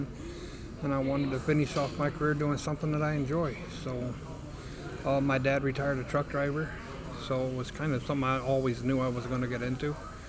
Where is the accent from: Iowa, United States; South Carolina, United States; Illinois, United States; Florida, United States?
Iowa, United States; Riverdale; From a little town called Riverdale, Iowa.